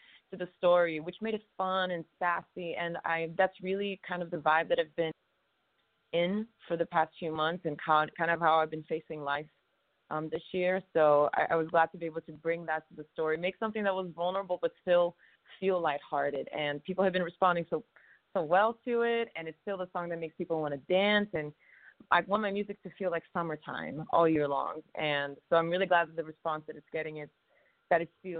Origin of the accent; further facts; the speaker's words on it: Rio de Janeiro, Brazil; now in United States; growing up in Brazil, like, my family made sure that we heard music that was very diverse